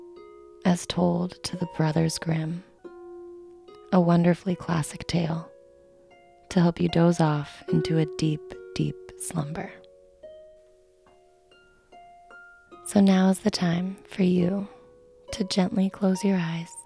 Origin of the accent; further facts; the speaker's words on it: Vermont, United States; I was born and raised in Vermont